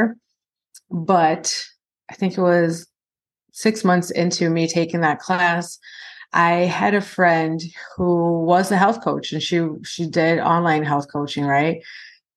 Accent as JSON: {"language": "English", "country": "Brazil", "moved": "yes", "lives_now": "United States", "said": "I'm originally from Brazil"}